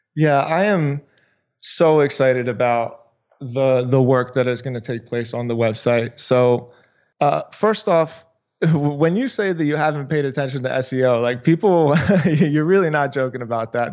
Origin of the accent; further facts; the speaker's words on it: Philadelphia, Pennsylvania, United States; moved away as an adult; now in South Florida, United States; I am from Philadelphia, but I moved to South Florida